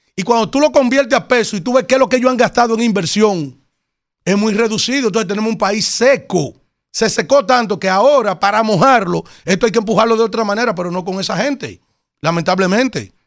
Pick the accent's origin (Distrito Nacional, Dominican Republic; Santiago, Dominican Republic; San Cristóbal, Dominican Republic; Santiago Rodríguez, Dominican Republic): San Cristóbal, Dominican Republic; Yaguate; este humilde … de Yaguate